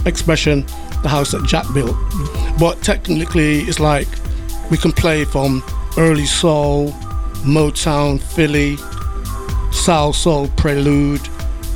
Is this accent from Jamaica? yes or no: yes; Jamaica; now in Bristol, United Kingdom; I grew up in Jamaica and obviously coming back to the UK